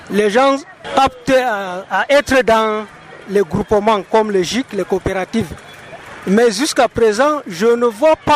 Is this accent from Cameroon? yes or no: yes; Woundé, Far North, Cameroon; Surtout nous qui sommes du côté de Paos et surtout moi particulièrement, je suis de Woundé.